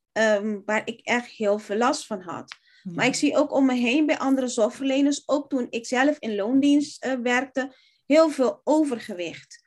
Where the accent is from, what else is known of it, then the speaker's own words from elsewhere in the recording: Curaçao; now in Netherlands; ik kom oorspronkelijk uit Curaçao